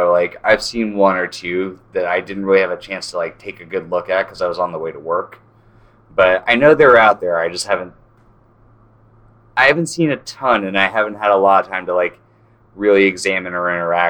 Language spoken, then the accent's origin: English; North Carolina, United States; also born or lived in Chatsworth, California; now in California, United States; I'm from North Carolina originally